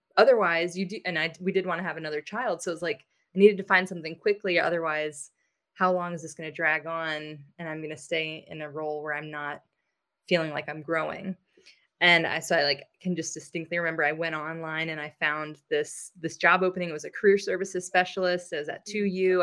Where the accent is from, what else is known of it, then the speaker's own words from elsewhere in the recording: United States; I'm American